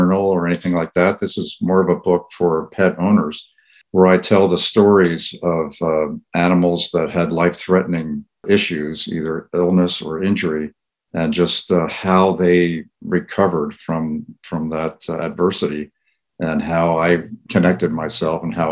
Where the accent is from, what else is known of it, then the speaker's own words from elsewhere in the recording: New Jersey, United States; moved away as an adult; also born or lived in Missouri / Indiana; I grew up in New Jersey